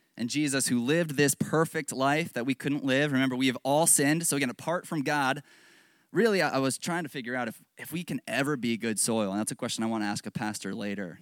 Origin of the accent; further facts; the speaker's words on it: Northern Virginia, United States; I'm from Northern Virginia